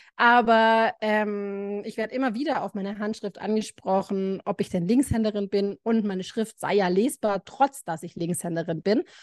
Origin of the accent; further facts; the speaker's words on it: Baden-Württemberg, Germany; bei uns in Baden-Württemberg